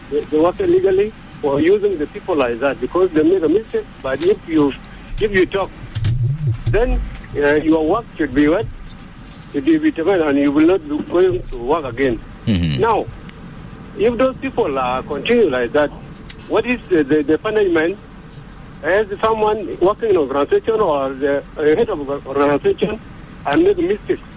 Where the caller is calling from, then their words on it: Gudele, Central Equatoria, South Sudan; from Gudele.